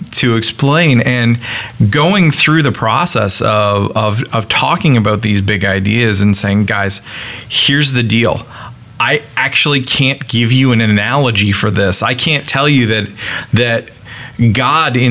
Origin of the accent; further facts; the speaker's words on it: Canada; now in United States; I'm Canadian, and that means that I am not American, and I live in America